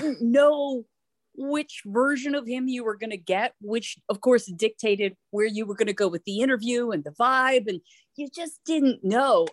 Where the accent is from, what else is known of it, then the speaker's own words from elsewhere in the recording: Atlanta, Georgia, United States; moved away; I was growing up in Atlanta